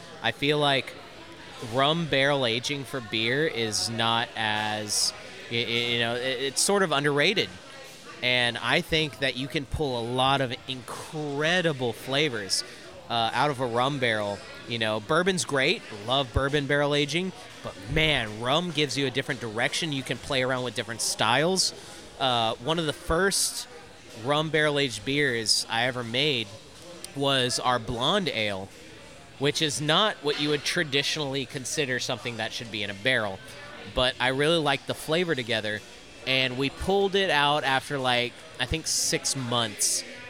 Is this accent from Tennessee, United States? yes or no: no; San Leon, Texas, United States; the Ray Lanes Distillery out in San Leon, my hometown, where I live.